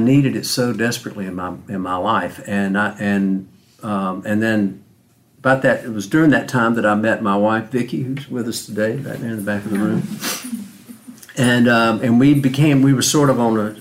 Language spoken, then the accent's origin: English; Macon, Georgia, United States; I was born in Macon, Georgia, back in the mid-50s